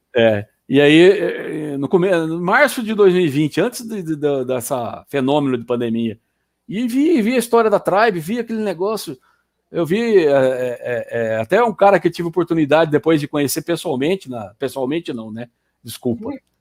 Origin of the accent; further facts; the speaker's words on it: Campinas, São Paulo, Brazil; also born or lived in Paraná; now in Sorocaba, Brazil; eu sou paranaense, mas fui criado em Campinas e hoje moro em Sorocaba